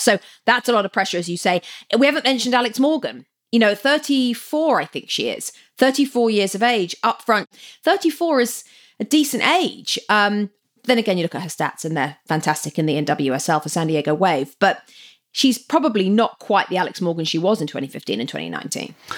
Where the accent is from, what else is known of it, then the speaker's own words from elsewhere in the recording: England, United Kingdom; moved away; growing up in England